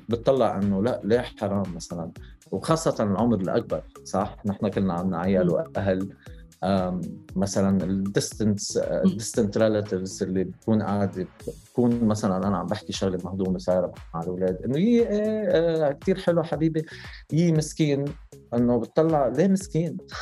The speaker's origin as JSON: {"language": "Arabic", "country": "Lebanon", "moved": "yes", "lives_now": "Dubai, United Arab Emirates", "said": "انا انا لبناني"}